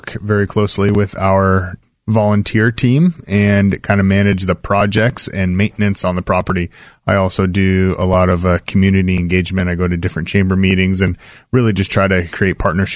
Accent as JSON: {"language": "English", "town": "Salem", "region": "Oregon", "country": "United States", "tie": "born or raised there", "said": "I grew up in West Salem"}